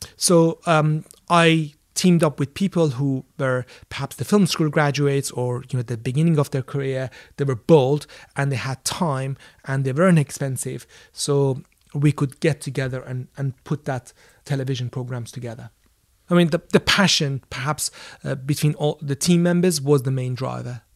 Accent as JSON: {"language": "English", "country": "Iran", "tie": "born or raised there", "moved": "yes", "lives_now": "London, United Kingdom", "said": "I grew up in Iran"}